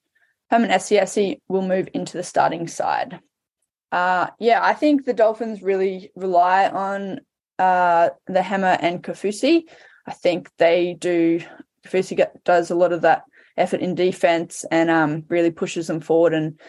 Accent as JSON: {"language": "English", "region": "Queensland", "country": "Australia", "said": "as a Queenslander"}